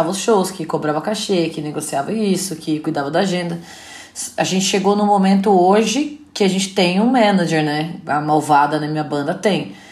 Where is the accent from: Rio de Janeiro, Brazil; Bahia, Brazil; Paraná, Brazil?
Paraná, Brazil; now in São Paulo, Brazil; Meu pai tinha uma dupla sertaneja, que eu vim do Paraná, né?